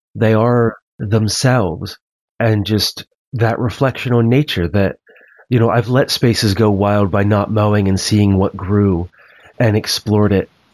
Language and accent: English; Maryland, United States; also born or lived in central Pennsylvania; now in Pennsylvania, United States; where I grew up in Maryland.